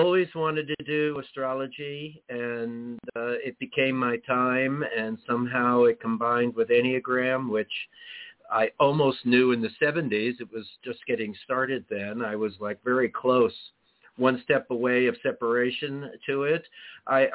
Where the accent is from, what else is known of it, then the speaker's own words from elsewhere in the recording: New York City, New York, United States; moved away as an adult; also born or lived in California; I grew up in Manhattan